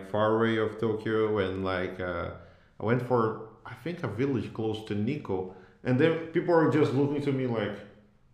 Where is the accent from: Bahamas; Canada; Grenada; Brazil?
Brazil; São Gonçalo, Rio de Janeiro; I grew up in the San Gonzalo